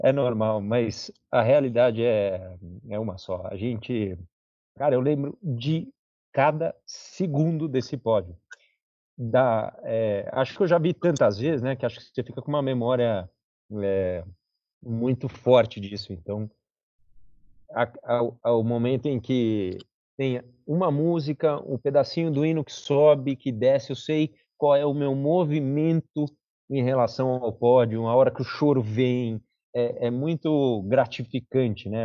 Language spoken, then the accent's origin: Portuguese; Brazil; sou muito brasileiro